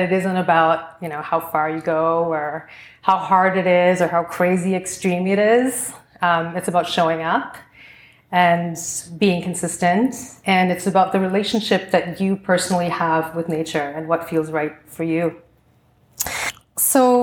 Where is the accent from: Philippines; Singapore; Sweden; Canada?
Singapore; growing up in Singapore